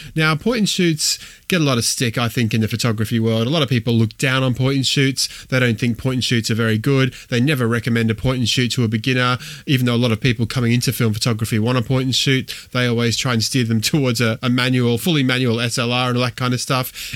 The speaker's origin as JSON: {"language": "English", "country": "Australia", "tie": "born or raised there", "also_born_or_lived": "Wolverhampton", "moved": "as an adult", "said": "I grew up in Australia, born in Australia, grew up in Australia"}